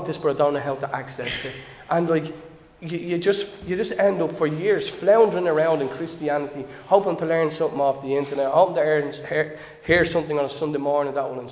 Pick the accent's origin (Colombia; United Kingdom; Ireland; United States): Ireland; Dublin, Leinster; I'm from Dolphins Barn.